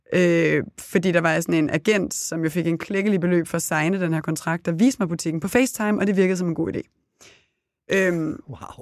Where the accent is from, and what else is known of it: Copenhagen, Capital Region of Denmark, Denmark; moved away; also born or lived in Herning / Italy